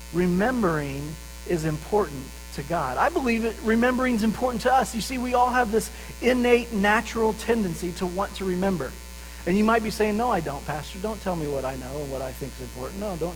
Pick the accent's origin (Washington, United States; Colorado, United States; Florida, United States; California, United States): Colorado, United States; Pueblo; And so I grew up in Pueblo, Colorado